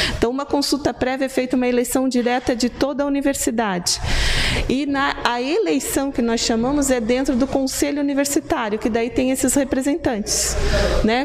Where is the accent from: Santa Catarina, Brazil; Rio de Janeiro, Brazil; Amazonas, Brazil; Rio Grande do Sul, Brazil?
Santa Catarina, Brazil; Otacílio Costa; now in Blumenau, Brazil; eu vim para Blumenau, eu sou lá do Planalto Serrano, né, da cidade de Otacílio Costa